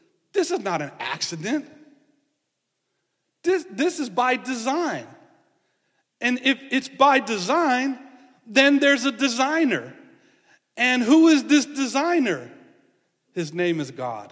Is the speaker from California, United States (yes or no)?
yes; San Francisco, California, United States; I grew up in San Francisco and we were kind of in the hills